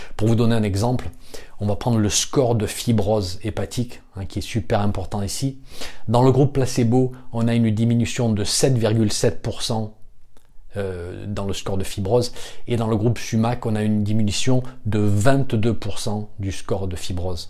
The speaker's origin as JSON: {"language": "French", "country": "France", "said": "chez nous en France"}